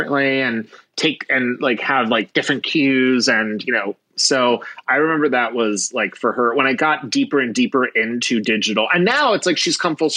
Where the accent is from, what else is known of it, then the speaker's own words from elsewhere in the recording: Philadelphia, Pennsylvania, United States; moved away; I'm from Philadelphia.